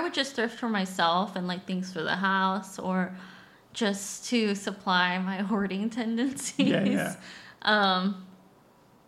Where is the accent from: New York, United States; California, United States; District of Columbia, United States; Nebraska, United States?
California, United States; Inland Empire; I grew up in the Inland Empire, California, the IE.